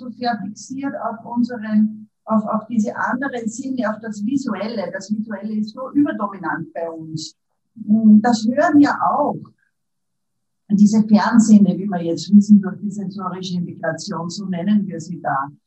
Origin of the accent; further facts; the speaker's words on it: Upper Austria, Austria; now in Vienna, Austria; Ich lebe in Wien, bin aus Oberösterreich, aber bin schon lang in Wien